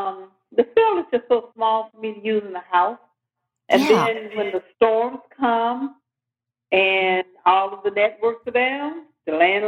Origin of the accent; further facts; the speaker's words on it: Clarksdale, Mississippi, United States; moved away as an adult; also born or lived in New York City / Memphis, Tennessee; now in Birmingham, United States; my home state is Mississippi, Clarksdale.